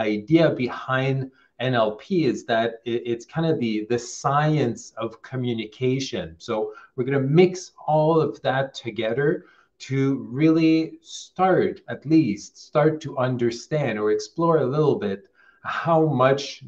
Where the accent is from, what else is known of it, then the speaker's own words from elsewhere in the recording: Quebec, Canada; I'm originally from Quebec, Canada, so a French province in Canada